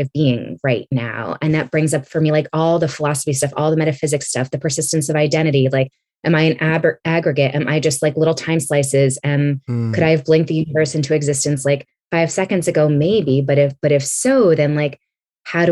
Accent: East Coast, United States; also born or lived in California; now in Philadelphia, United States; my parents moved to the East Coast to be closer to their parents. And I grew up as one of three like kids of color in my graduating class

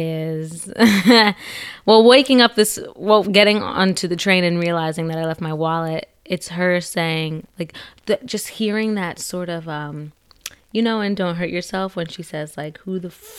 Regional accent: New Jersey, United States; New Jersey.

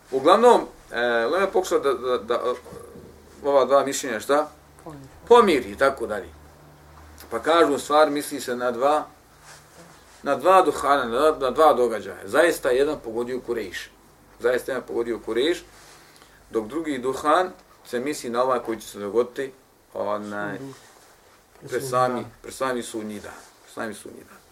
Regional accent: Bosnia & Herzegovina; kod nas u Bosni

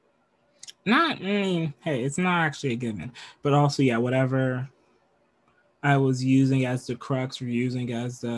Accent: United States; I'm from America. I'm moving from the United States of America to Canada

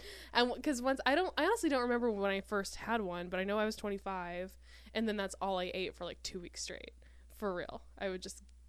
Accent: Indiana, United States; now in Los Angeles, United States; I'm from Indiana. We're both from Indiana. I didn't go to B-dubs regularly until I moved

